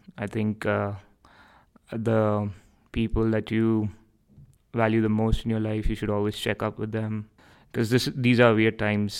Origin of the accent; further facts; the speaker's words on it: India; moved away as an adult; now in Canada; I'm from India.